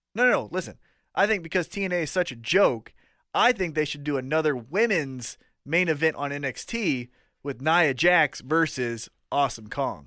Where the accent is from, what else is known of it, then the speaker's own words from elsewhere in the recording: Kansas City, United States; we're from Kansas City